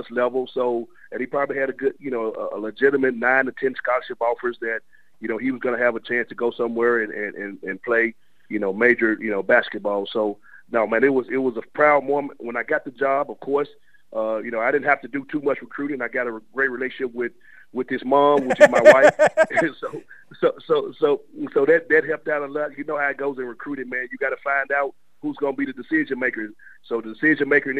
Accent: Memphis, Tennessee, United States; moved away; I'm born and raised in Memphis, Tennessee

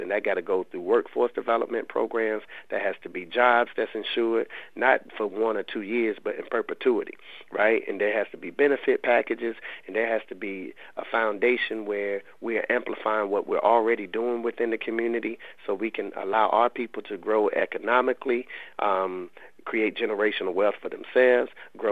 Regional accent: Raleigh, North Carolina, United States; I'm from the Lane Street Housing Projects in Raleigh, and I lived over half my life in those projects

